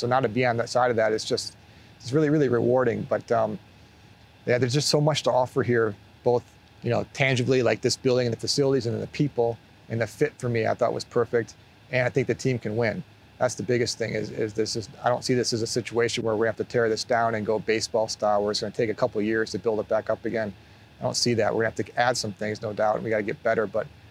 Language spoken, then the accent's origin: English; Buffalo, New York, United States; Growing up as a kid, as a big NFL fan, but growing up in Buffalo, but a Bills fan